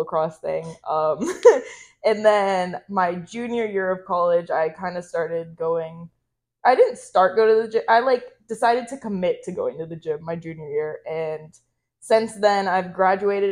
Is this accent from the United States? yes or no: yes; Florida, United States; I'm from Florida.